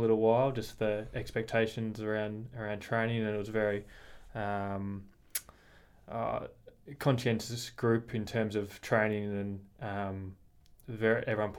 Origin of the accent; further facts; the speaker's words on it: Warrnambool, Victoria, Australia; also born or lived in Deniliquin, New South Wales; So I was born in Deniliquin, New South Wales. Yeah. And then I moved to Warrnambool when I was 5 and grew up in Warrnambool